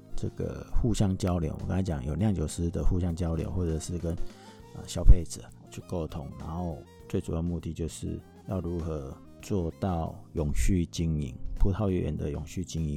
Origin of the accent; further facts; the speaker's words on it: Taiwan; 我们台湾人